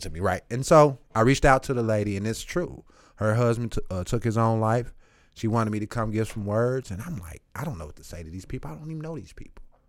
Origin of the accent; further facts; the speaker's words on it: St. Louis, Missouri, United States; also born or lived in Eureka, Missouri; I'm bussed from South Saint Louis, twenty-seven miles away from my home